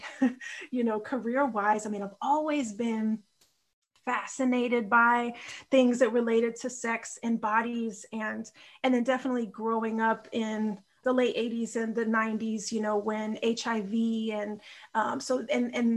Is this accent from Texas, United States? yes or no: yes; Austin, Texas, United States; also born or lived in Chicago, Illinois / Houston, Texas; I live in Austin, Texas, born in Chicago, and my heart is in Chicago, is how I always feel it and frame it. And I grew up in Austin